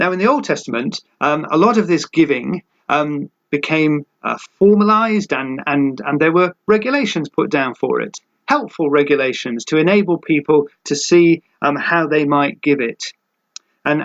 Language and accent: English; United Kingdom; for us as British people